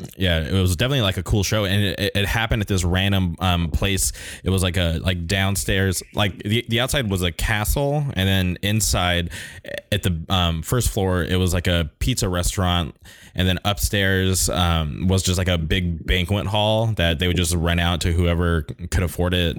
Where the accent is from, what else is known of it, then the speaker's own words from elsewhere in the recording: Indio, California, United States; now in Orange County, United States; I grew up in the Palm Springs area